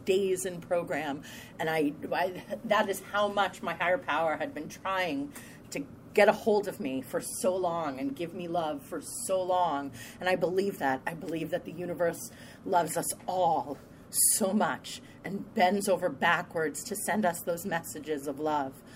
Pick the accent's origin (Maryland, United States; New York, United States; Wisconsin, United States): New York, United States; Long Island; I'm from Long Island, New York